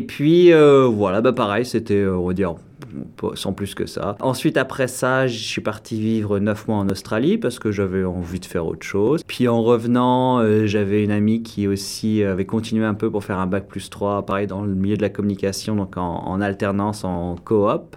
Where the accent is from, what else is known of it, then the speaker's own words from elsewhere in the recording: Orléans, Centre-Val de Loire, France; first language French; moved away as an adult; also born or lived in Paris, France; now in Toronto, Canada; j'ai grandi donc euh, en France, euh, à Orléans